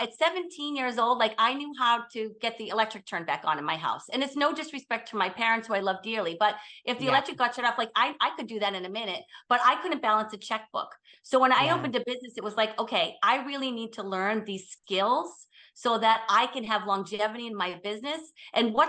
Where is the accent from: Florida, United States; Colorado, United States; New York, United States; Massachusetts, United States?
Massachusetts, United States; Boston; I'm from Boston. So we're very direct